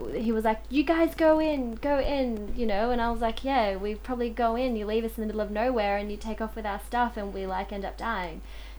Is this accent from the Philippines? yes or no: yes; Philippines; now in Australia; Yeah, well, definitely being Filipino, or just as the modeling or acting world would categorize you as Asian, I think that's been real difficult. So trying to be an actor in the Australian industry has been so difficult.